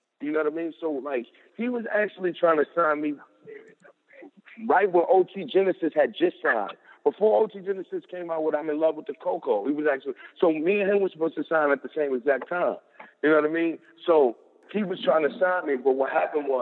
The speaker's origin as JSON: {"language": "English", "town": "New York City", "region": "New York", "country": "United States", "said": "I'm from Harlem, New York"}